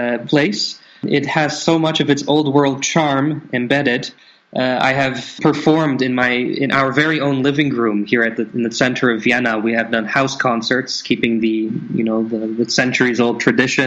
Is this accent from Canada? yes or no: yes; Canada; moved away; Being born in Canada